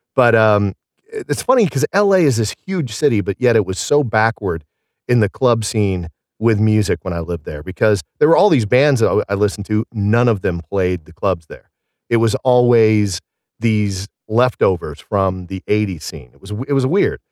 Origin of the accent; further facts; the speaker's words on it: Southern Illinois, United States; accent: Southern; moved away as an adult; also born or lived in Scottsdale, Arizona / Pittsburgh; I grew up in Illinois